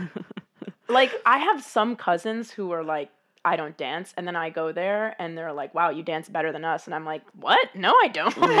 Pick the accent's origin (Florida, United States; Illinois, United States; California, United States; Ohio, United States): Illinois, United States; Chicago; moved away; I am from Chicago originally